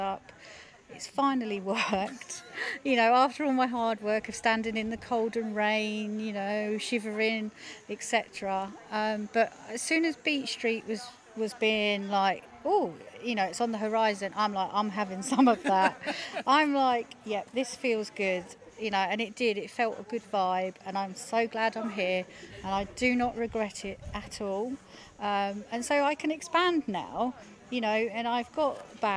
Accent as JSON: {"language": "English", "town": "Felixstowe", "region": "East of England", "country": "United Kingdom", "tie": "born or raised there", "said": "When I grew up in Felixstowe as a kid"}